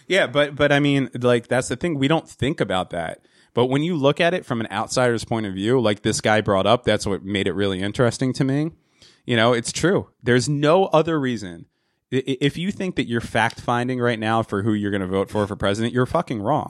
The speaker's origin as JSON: {"language": "English", "region": "New Jersey", "country": "United States", "said": "I'm from New Jersey."}